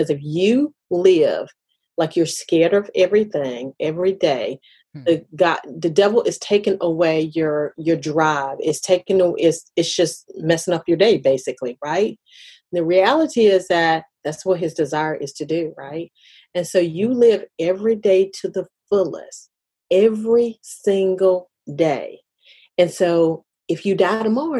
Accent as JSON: {"language": "English", "country": "United States", "said": "I'm African American"}